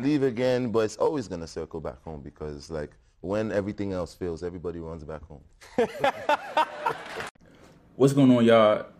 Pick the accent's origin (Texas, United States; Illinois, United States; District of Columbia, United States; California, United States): District of Columbia, United States; Washington; me being a DMV DC native.